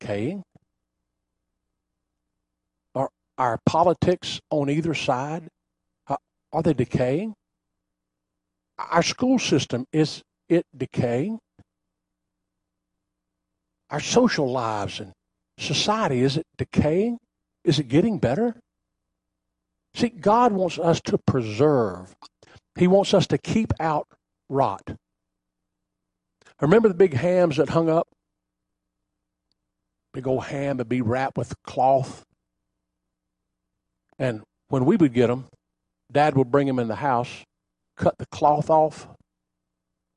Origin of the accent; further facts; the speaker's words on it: Bunnell, Florida, United States; as a young boy growing up in Bunnell, they had an ice house